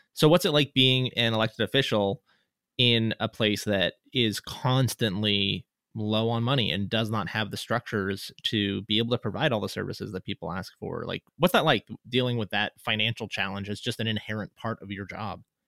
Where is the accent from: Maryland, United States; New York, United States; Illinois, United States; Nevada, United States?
Nevada, United States; Reno; moved away as an adult; I grew up here in Reno, and I moved away in two thousand one and then moved back in two thousand seventeen